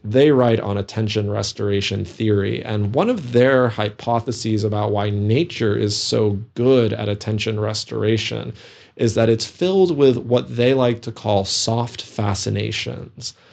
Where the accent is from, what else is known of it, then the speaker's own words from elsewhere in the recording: New England, United States; moved away; also born or lived in Minnesota; I grew up in New England, so I also have a deep affinity for the forests and the mountains